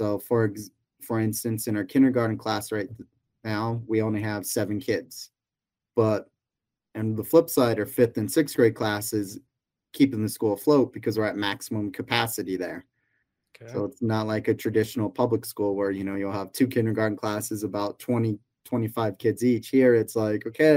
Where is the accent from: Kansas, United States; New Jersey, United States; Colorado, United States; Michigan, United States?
Colorado, United States; Denver; also born or lived in Taiwan; now in Colorado, United States; I grew up in the Denver area before moving down here.